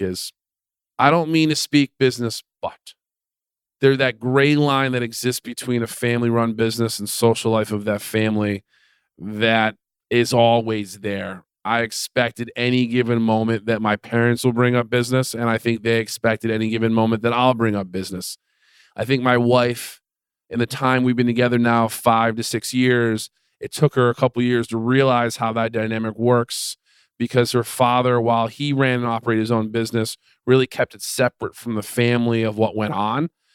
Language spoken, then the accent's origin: English; Detroit area, Michigan, United States; they settled in Detroit area